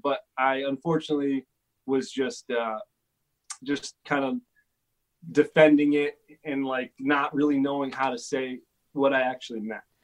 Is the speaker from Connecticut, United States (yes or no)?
yes; Connecticut, United States; now in Los Angeles, United States; I grew up in Connecticut